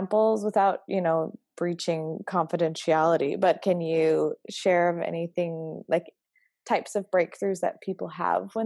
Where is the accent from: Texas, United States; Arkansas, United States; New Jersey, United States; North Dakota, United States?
North Dakota, United States; Fargo; moved away as an adult; also born or lived in Utah; now in Fargo, United States; I grew up here in Fargo and then moved out to Utah in the Rocky Mountains.